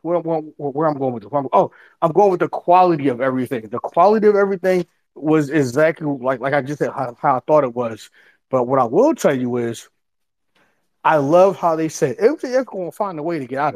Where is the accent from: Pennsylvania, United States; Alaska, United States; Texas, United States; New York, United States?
Pennsylvania, United States; Philadelphia; I'm from Philly